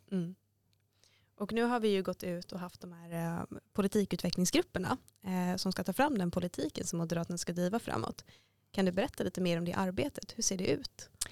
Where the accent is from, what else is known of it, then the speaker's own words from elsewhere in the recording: Gothenburg, Västra Götaland, Sweden; now in Stockholm, Sweden; Jag kommer från Göteborg